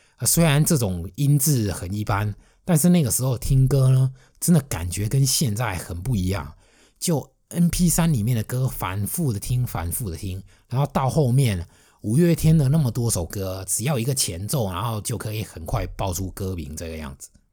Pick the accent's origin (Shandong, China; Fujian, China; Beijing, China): Fujian, China; also born or lived in Shanghai; 我是一个福建人，而且是福建南方沿海的